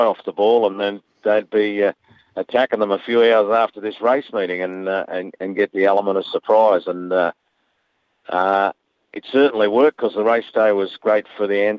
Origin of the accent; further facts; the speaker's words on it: Bendigo, Victoria, Australia; I'm from Bendigo as well